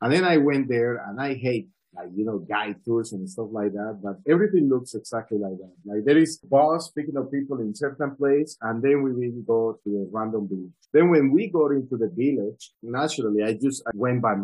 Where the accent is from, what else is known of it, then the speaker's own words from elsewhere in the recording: Colombia; also born or lived in Medellin / Delhi; I am originally from Colombia